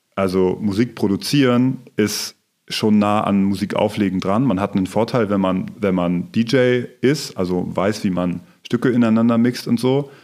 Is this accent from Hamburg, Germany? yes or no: no; Rendsburg, Schleswig-Holstein, Germany; now in Kiel, Germany; ich komme aus der Nähe von Kiel, aus Rendsburg